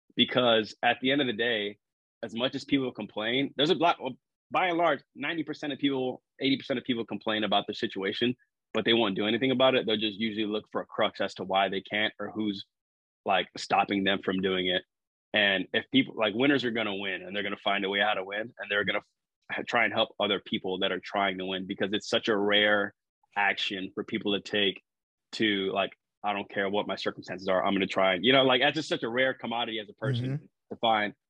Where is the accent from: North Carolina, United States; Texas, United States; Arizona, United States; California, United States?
Texas, United States; San Antonio; now in Corpus Christi, United States; I grew up in San Antonio, Texas